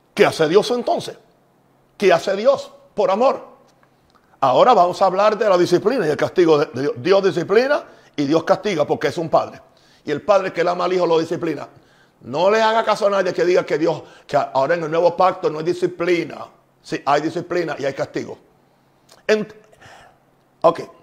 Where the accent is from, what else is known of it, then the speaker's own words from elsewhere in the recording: Puerto Rico; En Puerto Rico también usamos